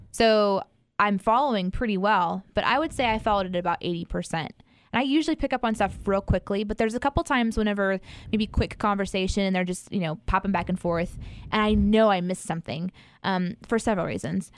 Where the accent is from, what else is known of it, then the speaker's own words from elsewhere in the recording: Midwest, United States; I'm from the Midwest